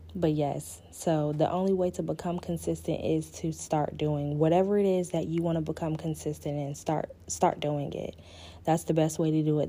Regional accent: Panama City, Florida, United States; also born or lived in Pensacola, Florida / Virginia; I am originally from Panama City, Florida. Um, I was born in Pensacola, but I was raised in Panama City all of my life

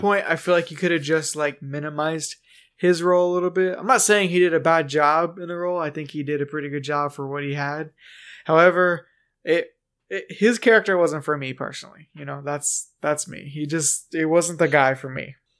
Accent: United States

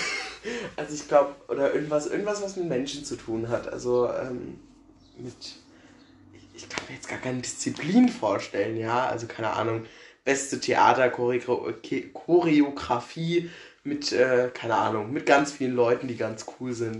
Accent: Herold, Rhineland-Palatinate, Germany; wohne in Herold und also komme da auch schon immer her. Ich wohne schon immer hier im Einrich

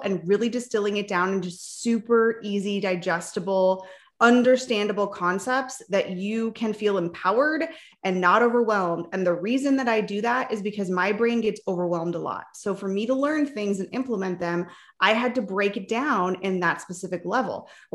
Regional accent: Palm Springs, California, United States; also born or lived in Nebraska; now in Arizona, United States; I was actually born in Nebraska, but I grew up in Southern California in the desert, Palm Springs area

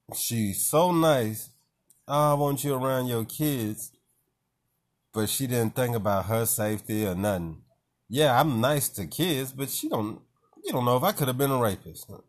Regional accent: Nashville, Tennessee, United States; I'm from Nashville

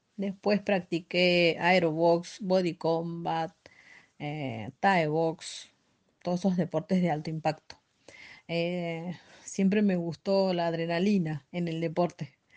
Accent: Santiago del Estero, Argentina; moved away as an adult; now in Buenos Aires, Argentina; yo nací en, Santiago del Estero, me crié allá

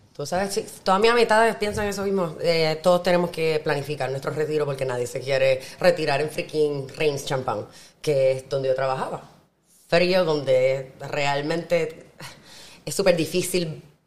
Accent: Puerto Rico; moved away as an adult; also born or lived in France; yo me siento bien orgullosa de ser puertorriqueña

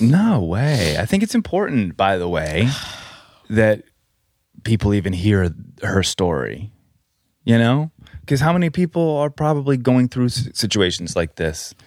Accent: Colorado, United States; We grew up in Colorado

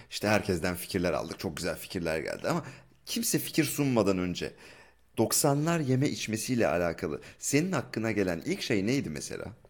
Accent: Ankara, Turkey; moved away; Ben de Ankaralıyım.

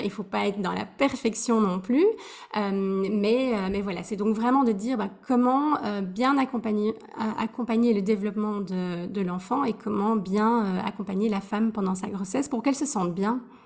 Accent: Belgium; moved away as an adult; also born or lived in Switzerland; now in Amsterdam, Netherlands; je suis euh, belge. ça fait 13 ans que j'ai quitté la Belgique

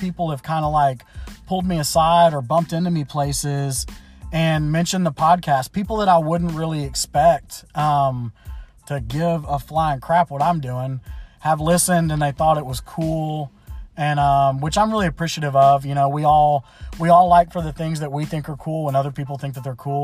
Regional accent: Memphis, Tennessee, United States; I was born and raised in Memphis, Tennessee

